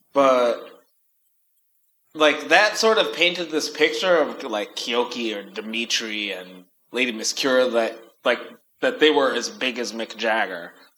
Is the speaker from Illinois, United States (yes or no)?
yes; Chicago, Illinois, United States; moved away; when I lived in Chicago or growing up in Chicago with house music